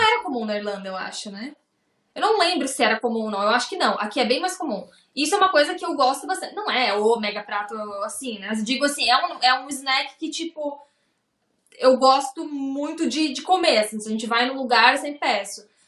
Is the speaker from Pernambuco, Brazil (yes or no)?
no; Lages, Santa Catarina, Brazil; moved away as an adult; also born or lived in Ireland; now in Tallinn, Estonia; Eu sou natural de Lages, então lá também é bem frio